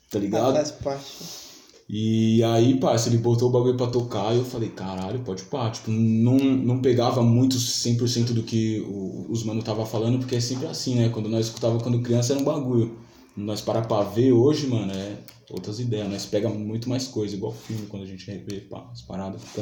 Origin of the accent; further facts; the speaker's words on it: São Paulo, Brazil; nasceu em São Paulo mesmo? Nasci, mano, na casa que eu tô até hoje, mano.